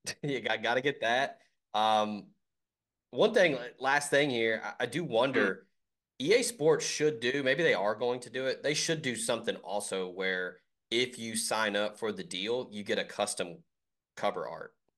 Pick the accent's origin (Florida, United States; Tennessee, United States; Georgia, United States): Tennessee, United States; Memphis; I'm originally from Memphis and went to Ole Miss